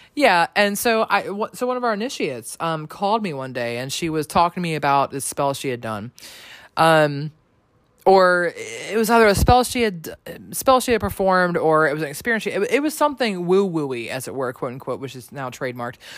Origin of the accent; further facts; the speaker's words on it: Maryland, United States; from Maryland like myself